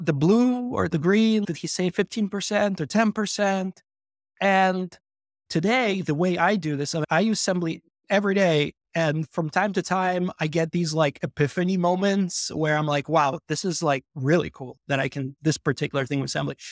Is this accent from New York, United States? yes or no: yes; New York, United States; moved away as an adult; also born or lived in Belarus / Odessa, Ukraine; now in Amsterdam, Netherlands; I was born in Belarus, and when I was nine years old, I came over to New York with my family